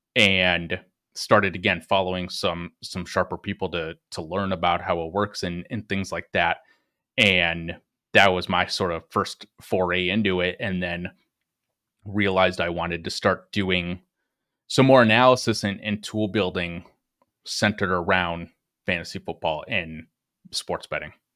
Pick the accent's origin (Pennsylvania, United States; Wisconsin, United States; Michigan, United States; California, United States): Wisconsin, United States; Green Bay; I grew up in Green Bay, Wisconsin